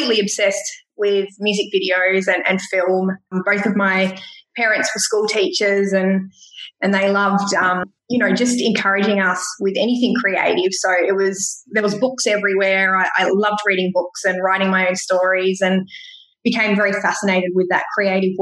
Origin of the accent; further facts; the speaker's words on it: Gippsland, Victoria, Australia; we grew up in Gippsland.